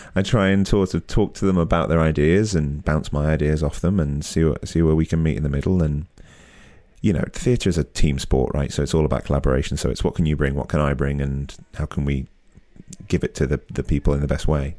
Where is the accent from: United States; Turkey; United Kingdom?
United Kingdom; as a Brit